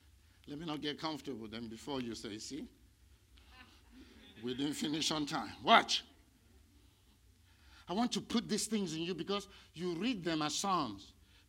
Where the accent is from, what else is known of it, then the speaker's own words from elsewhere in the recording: India; now in United States; I came from India where people are worshiping cows.